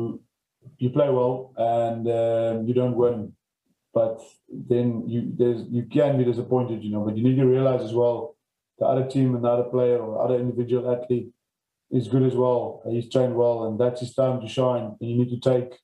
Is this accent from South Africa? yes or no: yes; George, Western Cape, South Africa; I grew up in George on a farm, probably 10 kilometers from town.